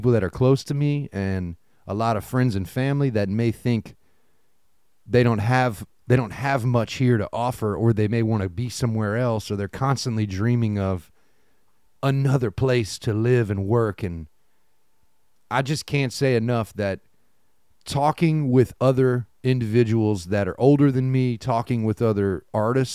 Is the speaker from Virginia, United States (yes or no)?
no; Lafayette, Louisiana, United States; moved away as an adult; now in New Orleans, United States; I'm from Lafayette